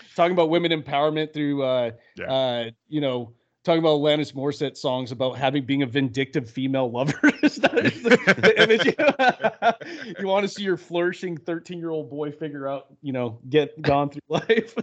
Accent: Louisiana, United States; I'm from Louisiana.

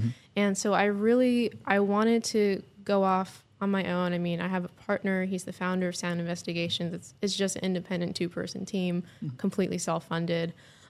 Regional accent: Hollywood, California, United States; I grew up working in Hollywood as an actress, trained as an actor out there

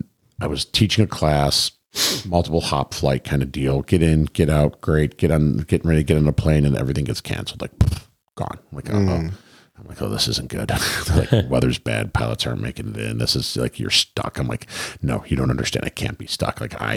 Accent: Michigan, United States

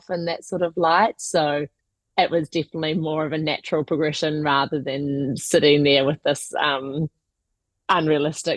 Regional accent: New Zealand; moved away as an adult; now in United Kingdom; I'm originally from New Zealand, born and raised there up until about 2 years ago when I moved to the UK.

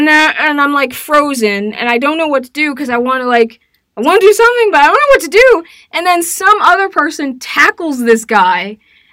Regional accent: Decatur, Georgia, United States; now in Portland, United States; I'm from Decatur, but, like, you know, there are different parts of Decatur, and I'm from the suburban part.

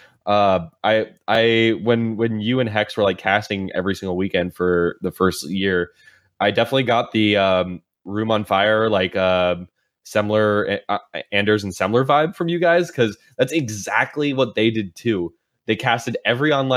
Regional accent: United States; as an American

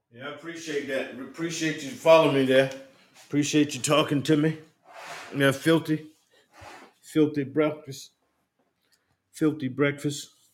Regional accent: Union, South Carolina, United States; moved away as an adult; also born or lived in Santuc, South Carolina; I'm I'm from Union

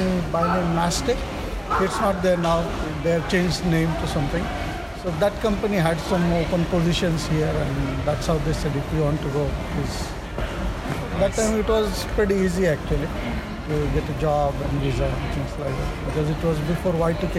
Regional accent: India; moved away as an adult; now in Japan; I'm from India, and I'm here for the last 22 years.

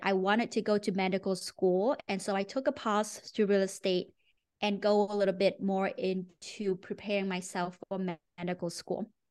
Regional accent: Ho Chi Minh City, Vietnam; moved away as an adult; also born or lived in Maine, United States; now in United States; I grew up in Ho Chi Minh City, Vietnam

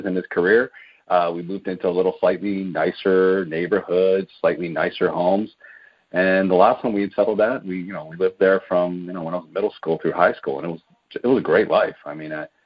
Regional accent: Baltimore, Maryland, United States; moved away as an adult; now in Southern California, United States; I was born and raised in Baltimore, Maryland. I did all of my schooling there

